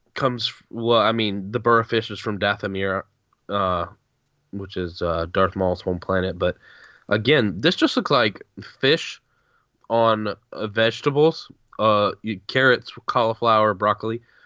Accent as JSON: {"language": "English", "region": "the South", "country": "United States", "said": "I'm, just as a Southerner"}